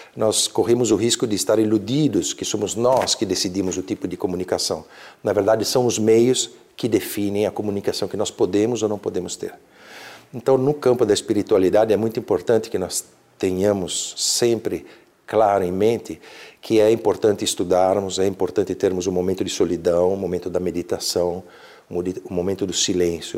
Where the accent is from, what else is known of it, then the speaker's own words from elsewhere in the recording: Brazil; moved away as an adult; also born or lived in Verona, Italy; now in Italy; eu nasci na Itália, mas era de alguma forma era um país estrangeiro para mim porque eu cresci aqui